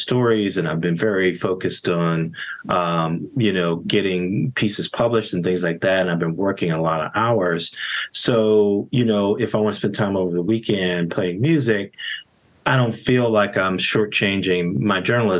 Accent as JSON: {"language": "English", "town": "Gary", "region": "Indiana", "country": "United States", "tie": "born or raised there", "said": "I grew up in Gary, Indiana"}